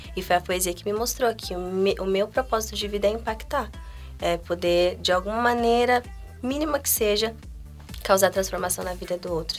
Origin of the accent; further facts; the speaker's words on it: Guarulhos, São Paulo, Brazil; Eu nasci em Guarulhos, então a minha história de vida, assim, desde o início foi lá, então meus amigos estão lá.